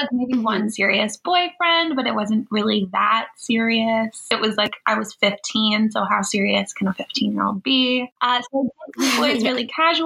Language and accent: English; Prince Edward Island, Canada; I grew up in a very small town. I'm actually from Prince Edward Island